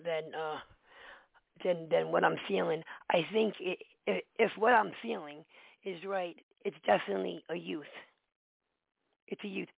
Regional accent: New York City, New York, United States; I grew up in the Bronx

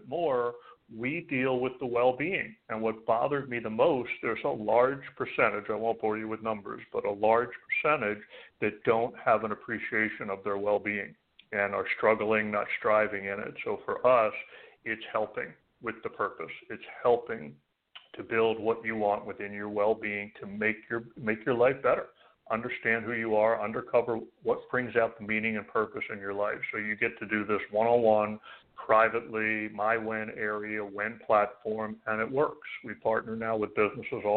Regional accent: Philadelphia, Pennsylvania, United States; moved away as an adult; also born or lived in New York / New Jersey; now in Arizona, United States; You're born and raised in Philadelphia, and most of my adult working life, New York, New Jersey. So I kept the 201

